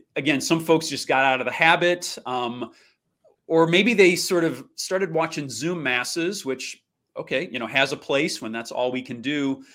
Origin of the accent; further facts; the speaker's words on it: St. Louis, Missouri, United States; moved away as an adult; also born or lived in Kansas; now in Milwaukee, United States; I am from beautiful Saint Louis, Missouri. That's my hometown